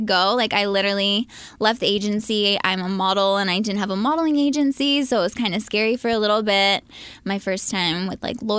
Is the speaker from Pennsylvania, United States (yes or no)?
yes; right outside of Philadelphia, Pennsylvania, United States; born or raised there; moved away as an adult; now in Los Angeles, United States